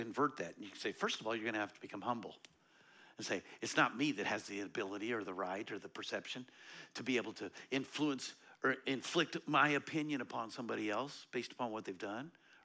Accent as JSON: {"language": "English", "country": "United States", "tie": "born or raised there", "said": "I grew up in America"}